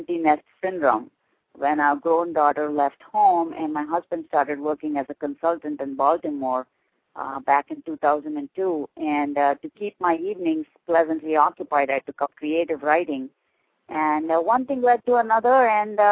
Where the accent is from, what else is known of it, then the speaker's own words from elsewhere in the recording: Belgaum, Karnataka, India; moved away as an adult; now in New Jersey, United States; I was born and raised in India, and I immigrated to the U.S. as a young bride in an arranged marriage in 1974. And my husband and I have been living in New Jersey since then.